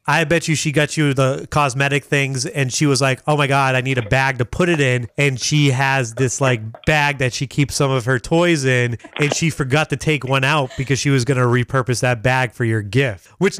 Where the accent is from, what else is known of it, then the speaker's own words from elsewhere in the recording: the South, United States; My grandmother gave me a cowboy hat because I'm from the South.